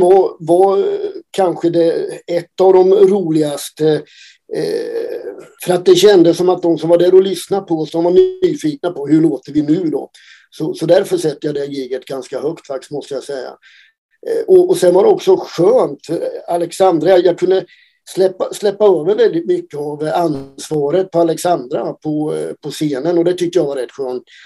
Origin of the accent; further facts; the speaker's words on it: Oskarshamn, Kalmar County, Sweden; Vi kommer från Oskarshamn